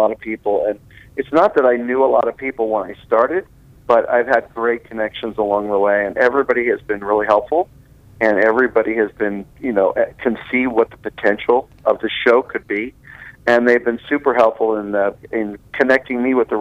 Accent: Las Vegas, Nevada, United States; also born or lived in California; we have everything else in Las Vegas now.

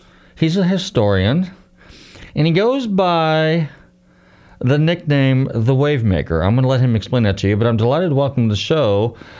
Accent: Northern California, United States; when I grew up in Northern Cal

